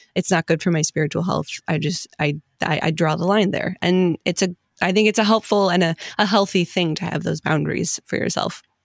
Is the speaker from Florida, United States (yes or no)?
no; Detroit, Michigan, United States; I'm from the Detroit area